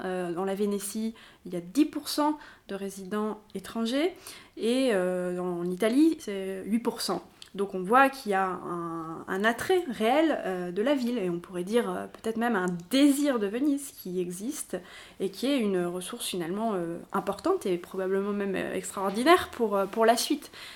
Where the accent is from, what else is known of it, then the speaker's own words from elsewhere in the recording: France; now in Venice, Italy; on est des Français